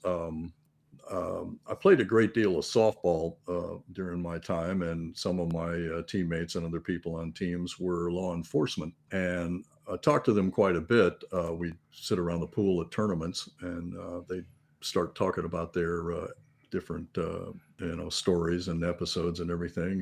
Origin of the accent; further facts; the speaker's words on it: Florida, United States; I'm born and raised in Florida, so I've been, been here all my life